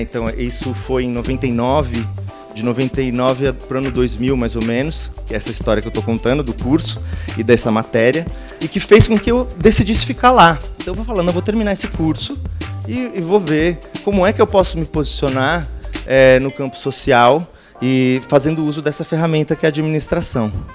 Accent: Santo André, São Paulo, Brazil; moved away; also born or lived in West Zone, São Paulo; eu nasci em Santo André, ali no ABC Paulista

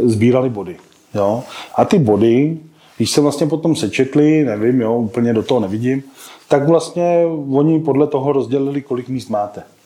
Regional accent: Czechia; u nás v Čechách

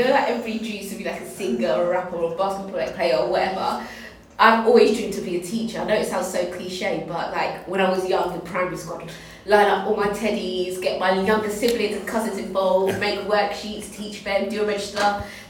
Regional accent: Tilbury, East of England, United Kingdom; I grew up in Tilbury, I governed a school in, East Thurrock, so in Stamfordly Hope.

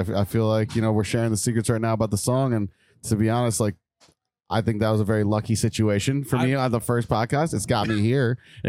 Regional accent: Missouri, United States; I'm from Missouri.

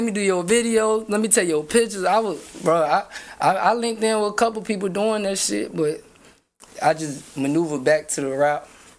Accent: Virginia, United States; now in California, United States; I'm from Virginia.

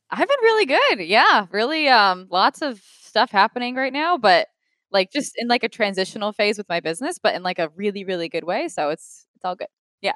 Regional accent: Rhode Island, United States; moved away as an adult; now in Los Angeles, United States; Rhode Island, so smallest state

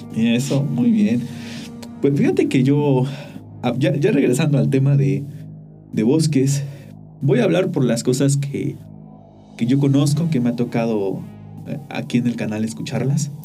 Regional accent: Mexico; cuando era niño, una vez, allá en el pueblo

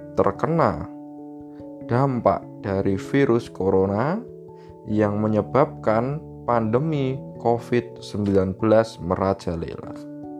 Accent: Java, Indonesia; Kita orang Jawa

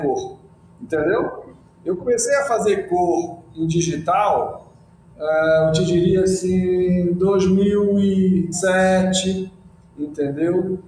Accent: Belém, Pará, Brazil; a Amazônia, para mim, foi o lugar onde nasceu meu pai, minha avó, onde eu nasci, onde nasceram meus filhos. É o meu lugar.

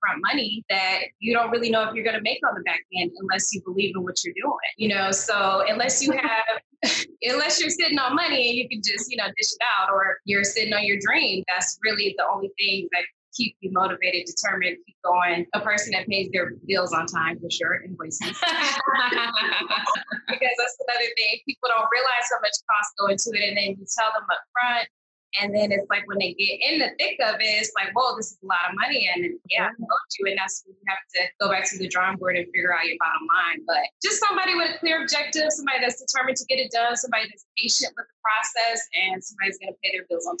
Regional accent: Detroit, Michigan, United States; now in Los Angeles, United States; I think that I'm where I'm at because I'm from Detroit. It's certain things that we go through when you're from Detroit.

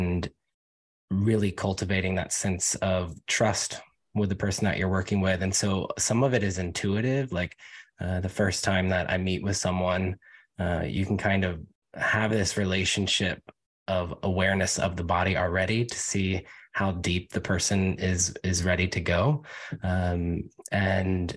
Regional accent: United States; also born or lived in Virginia / North Carolina / New York City / Los Angeles; now in Portland, United States; I'm from Virginia and North Carolina originally

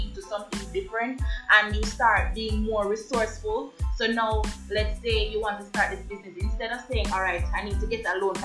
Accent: Jamaica; growing up in the Jamaican society

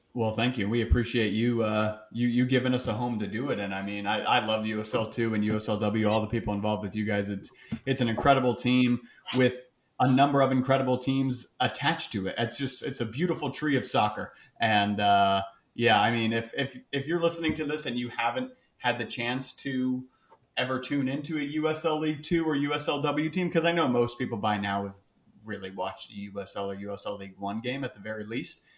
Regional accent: Sarasota, Florida, United States; I'm not from a tiny town, but I am from Sarasota

